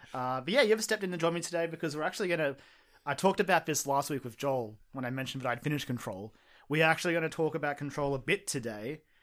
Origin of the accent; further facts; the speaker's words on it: Australia; I'm Australian